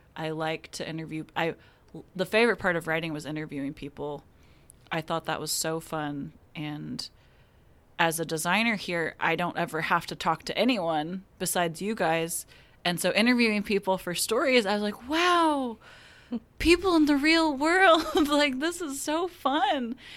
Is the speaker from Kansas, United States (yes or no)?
yes; Wichita, Kansas, United States; moved away as an adult; now in Tulsa, United States; I am from Wichita, Kansas